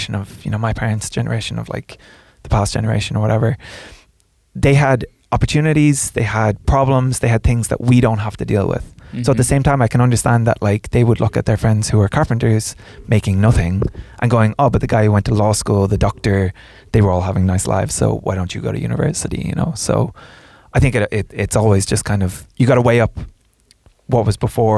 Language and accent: English; Ireland; growing up in Ireland